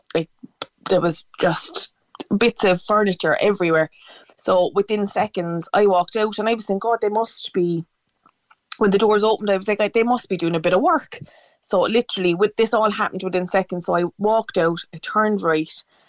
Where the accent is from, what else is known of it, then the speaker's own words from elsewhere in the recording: Cork, Munster, Ireland; I'm from Cork City